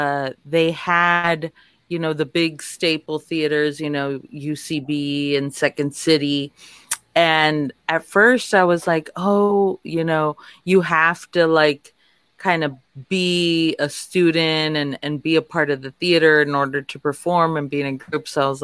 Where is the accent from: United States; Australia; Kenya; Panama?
United States; Laredo, Texas; also born or lived in Los Angeles, California; now in Austin, United States; I'm from Laredo on the border.